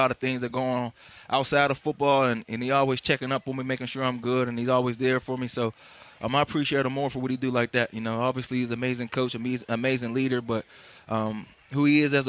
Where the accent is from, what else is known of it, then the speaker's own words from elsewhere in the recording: Pittsburgh, Pennsylvania, United States; moved away; I'm from Pittsburgh, born and raised too